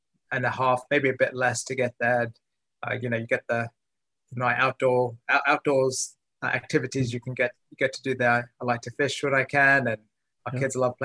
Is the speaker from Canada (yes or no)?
no; London, United Kingdom; moved away as an adult; also born or lived in Winston-Salem, North Carolina; now in United States; I was originally born and raised in London, England. So London is my hometown.